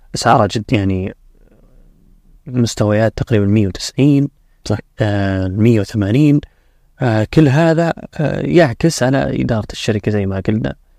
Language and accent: Arabic; Saudi Arabia; عندنا في السعودية